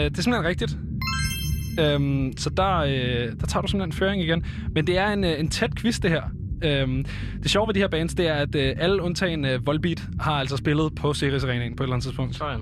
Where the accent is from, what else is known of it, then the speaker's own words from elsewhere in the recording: Copenhagen, Capital Region of Denmark, Denmark; Jeg er selv fra Nordvestkvarteret her i København